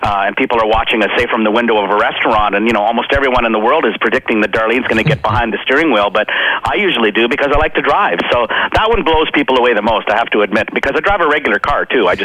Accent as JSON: {"language": "English", "region": "Saskatchewan", "country": "Canada", "said": "little small town Saskatchewan"}